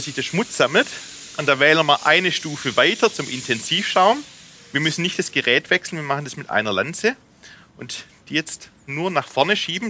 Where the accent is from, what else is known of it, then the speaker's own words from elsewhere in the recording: Rems Valley, Swabia, Baden-Württemberg, Germany; accent: Swabian; Im Schwabeländle, im Remstal